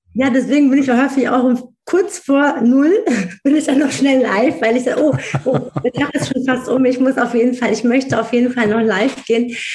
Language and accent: German; Wiesbaden, Hesse, Germany; Ich bin in Wiesbaden geboren, aufgewachsen, ich bin hier zur Schule, ich habe hier äh, in Mainz studiert